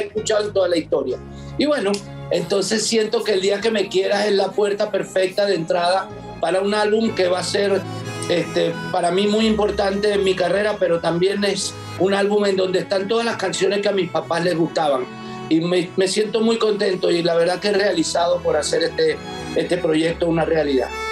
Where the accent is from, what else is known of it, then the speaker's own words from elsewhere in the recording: Valentín Alsina, Buenos Aires Province, Argentina; Yo nací en Buenos Aires y nací en el barrio más eh, icónico respecto al tango